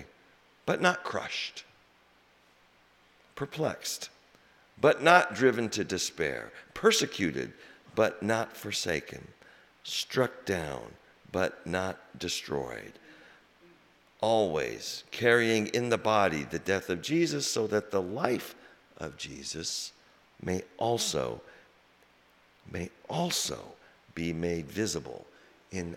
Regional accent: Des Moines, Iowa, United States; moved away as an adult; also born or lived in Hutchinson, Kansas / Spencer, Iowa / New Jersey / South Boston; now in Boston, United States; I grew up in Des Moines, born in Kansas, Hutchinson, Kansas, on the other side of the rainbow. And I grew up in Des Moines

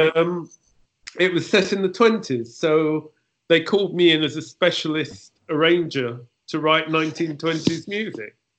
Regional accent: London, United Kingdom; I was born in London in uh, the, the very end of the 40s

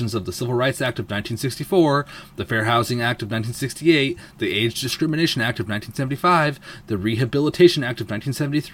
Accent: Seattle, Washington, United States; I'm from Seattle

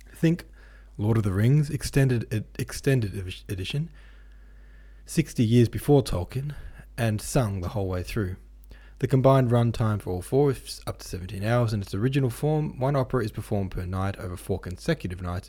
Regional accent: Lilydale, Victoria, Australia; actually from my hometown of Lilydale

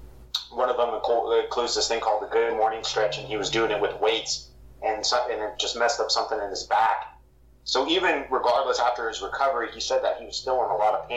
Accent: San Diego, California, United States; my family and where we're from Southeast San Diego

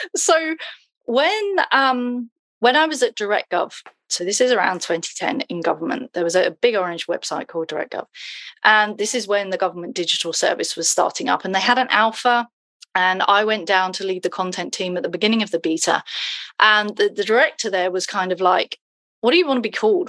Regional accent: United Kingdom; now in Twickenham, United Kingdom; I'm British.

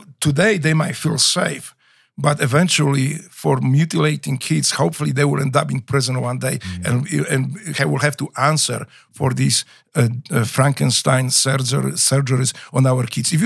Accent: Łódź, Łódź Voivodeship, Poland; English is a second language; moved away as an adult; now in United States; when I was growing up in Poland

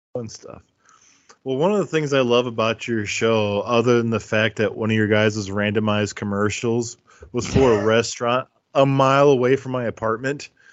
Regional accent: Midwest, United States; Midwestern like me

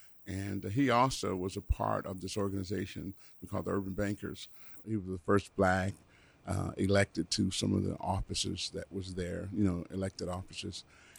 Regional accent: Chicago, Illinois, United States; Well, I was born and raised here in Chicago. I went to Crane High School.

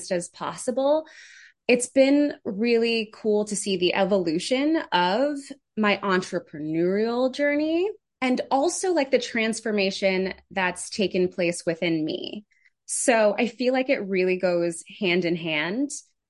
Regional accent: New York City, New York, United States; also born or lived in Connecticut; now in Jersey City, United States; I grew up in the Bronx. So New York native, loud and proud.

